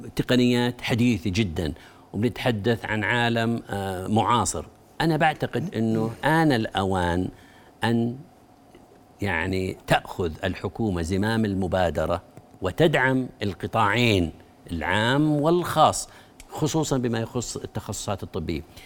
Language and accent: Arabic; Jordan; أنا كأردني